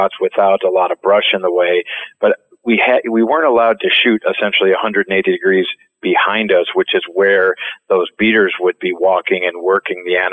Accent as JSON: {"language": "English", "region": "Minnesota", "country": "United States", "also_born_or_lived": "France", "said": "I'm from Minnesota, and we were populated by a bunch of Swedes"}